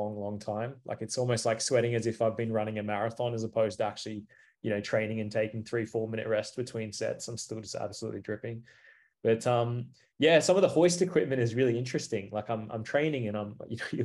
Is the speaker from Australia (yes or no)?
yes; Cairns, Queensland, Australia; moved away; I'm originally from Cairns, like, this is my hometown.